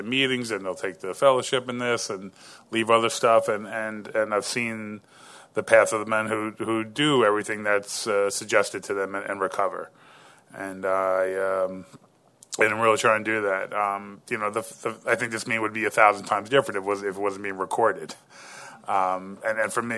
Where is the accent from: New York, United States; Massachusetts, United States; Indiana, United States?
New York, United States; I'm from New York